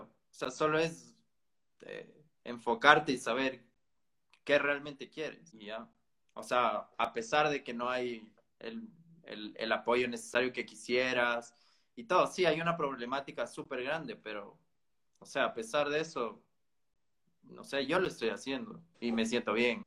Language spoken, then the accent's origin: Spanish; Ecuador; yo soy ecuatoriano